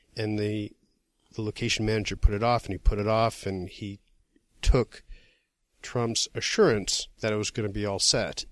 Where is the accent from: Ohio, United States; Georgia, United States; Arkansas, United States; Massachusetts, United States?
Massachusetts, United States; now in New York, United States; I'm from Massachusetts